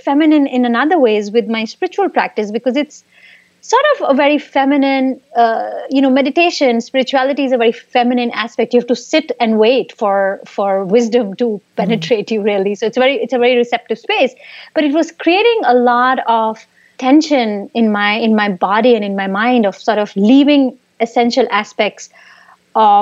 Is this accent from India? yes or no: yes; India; moved away; I grew up in India, and there I used to work for tech startups